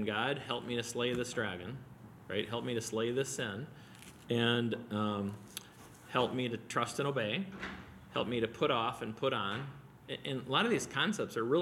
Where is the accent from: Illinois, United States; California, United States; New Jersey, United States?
Illinois, United States; Wheaton; I grew up near Wheaton College in the 70s and went to all their basketball camps